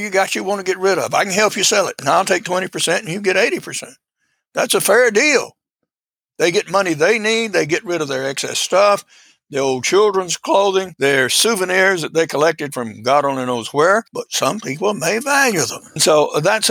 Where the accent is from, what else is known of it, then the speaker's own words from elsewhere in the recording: Georgia, United States; also born or lived in Alaska; I'm a product of the rural South. I was born in Georgia